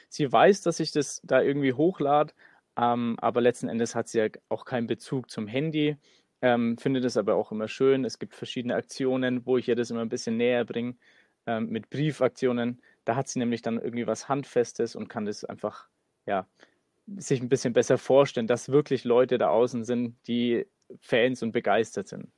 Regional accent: Nuremberg, Bavaria, Germany; wir kommen aus Nürnberg

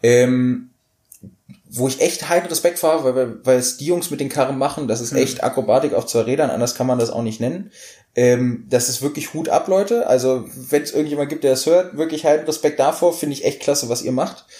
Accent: Hanover, Lower Saxony, Germany; wir kommen aus Hannover und als Hannoveraner

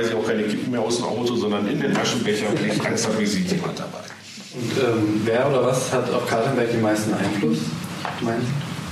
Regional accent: Essen, North Rhine-Westphalia, Germany; Also ich bin in Katernberg geboren. Mein Geburtshaus wurde abgerissen weil wir waren damals planungsverdrängt

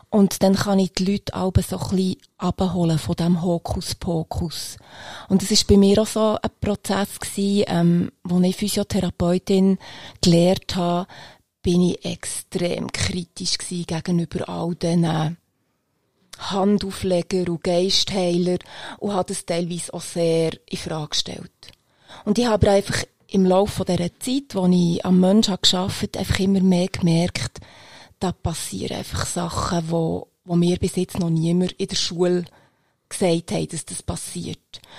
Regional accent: Bern, Switzerland; now in Eastern Switzerland; ich bin eine Bernerin ursprünglich, die seit aber 20 Jahren ähm, in der Ostschweiz lebt.

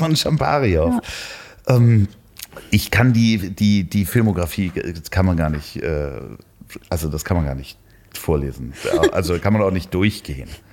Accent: Northern Germany, Germany; accent: North German; ich habe den norddeutschen Akzent

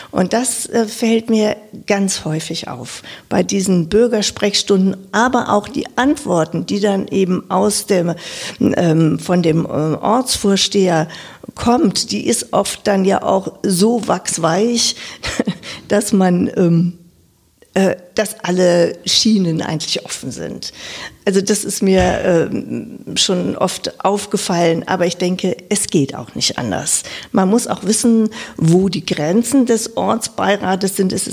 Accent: Lower Saxony, Germany; now in Wiesbaden, Germany; wie man vielleicht auch an meiner Sprache schon hört, ich bin aus Niedersachsen, aus dem Norden dieser Republik, bin in einem 5000 Seelendorf ähm, aufgewachsen als viertes Kind

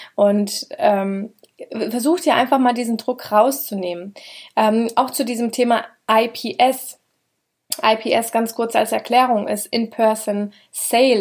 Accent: Schotten, Hesse, Germany; Schotten, da wo ich herkomme, da sind ungefähr zwölftausend Einwohner

